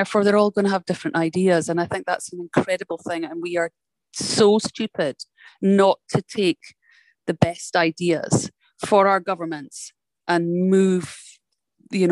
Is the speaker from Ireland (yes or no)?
no; Scotland, United Kingdom; now in United States; I'm a Scottish person living in America.